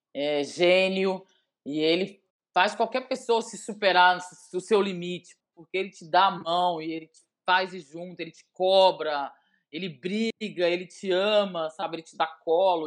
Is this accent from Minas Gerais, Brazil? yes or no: yes; Belo Horizonte, Minas Gerais, Brazil; moved away as an adult; now in Lagoa Santa, Brazil; Ó, oh, eu sou mineira raiz, né? Eu sou de Belo Horizonte.